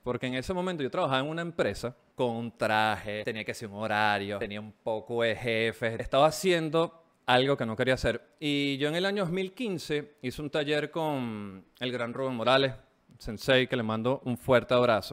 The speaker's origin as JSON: {"language": "Spanish", "country": "Venezuela", "moved": "as an adult", "lives_now": "Chile", "said": "Yo salí de Venezuela eh, eh, personalmente por el tema de la inseguridad. Llegué a Chile, empecé a trabajar como cualquier migrante"}